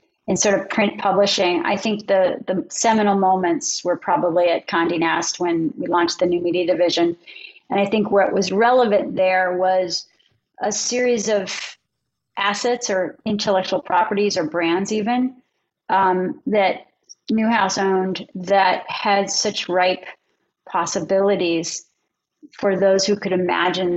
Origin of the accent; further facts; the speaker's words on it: outside of Philadelphia, Pennsylvania, United States; moved away as an adult; also born or lived in Los Angeles; I grew up outside of Philadelphia